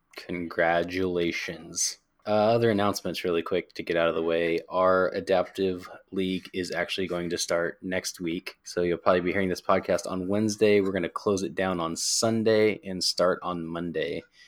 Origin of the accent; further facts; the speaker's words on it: Pacific Northwest, United States; Pacific Northwest for life.